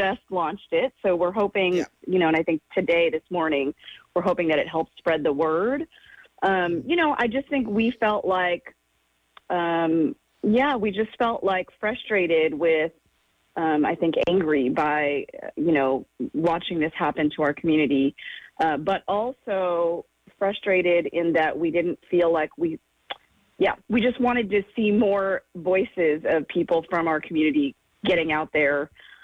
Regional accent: Oakland, California, United States; a Chinese American person who grew up in Oakland and, you know, was born and raised in Oakland

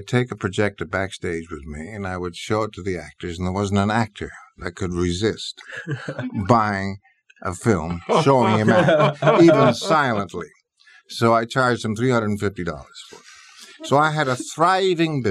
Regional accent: New York City, New York, United States; I was brought up in New York City

